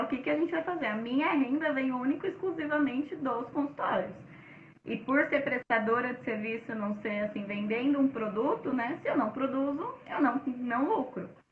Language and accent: Portuguese; São Paulo, Brazil; eu sou da Zona Leste, morava em São uhum. Mateus